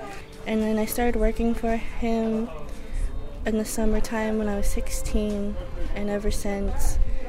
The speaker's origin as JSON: {"language": "English", "area": "Lummi", "region": "Washington", "country": "United States", "said": "I'm from Lummi."}